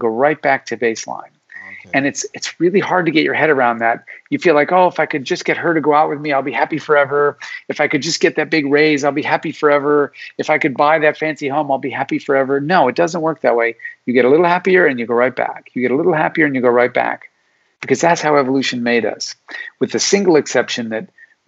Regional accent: Alaska, United States; I was born in Alaska

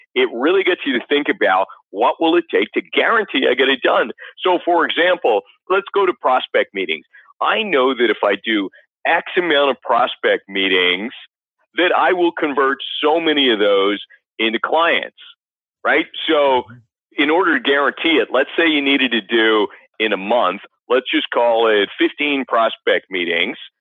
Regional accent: Canada; I grew up in Canada.

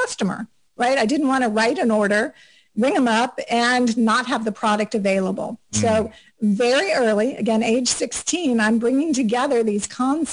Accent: South Florida, United States; moved away as an adult; also born or lived in Auburn, Alabama / Atlanta area; now in Atlanta, United States; I grew up in South Florida

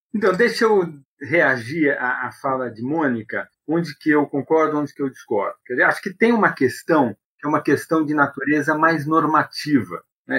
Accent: Brazil; eu sou brasileiro

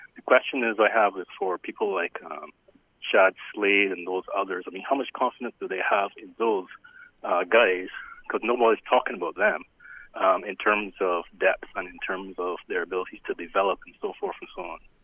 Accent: Barbados; actually from Barbados

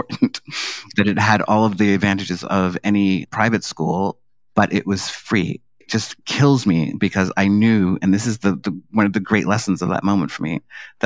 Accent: New York City, New York, United States; I grew up in Harlem in, you know, the 1970s and 80s.

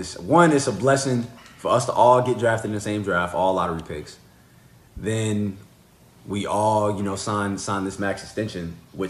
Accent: Sacramento, California, United States; Yo, I'm from Sacramento, man. I love the Kings, you know.

